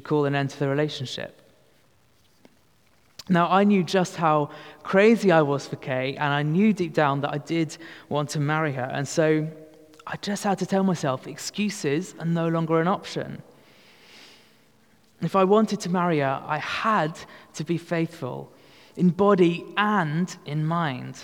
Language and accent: English; United Kingdom; we are that British